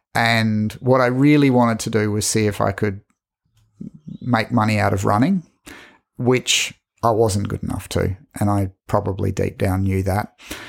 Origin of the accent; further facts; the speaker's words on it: Hong Kong; born there; also born or lived in Singapore; I was in Hong Kong. I was born in Hong Kong because he was working on the MTR.